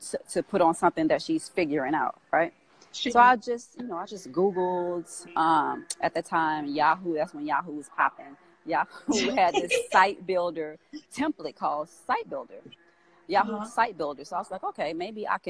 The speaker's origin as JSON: {"language": "English", "town": "Grambling", "region": "Louisiana", "country": "United States", "moved": "as an adult", "lives_now": "Atlanta, United States", "said": "I'm from Grambling, Louisiana, which is a small town in Louisiana. And so after I graduated from college, I moved to Atlanta"}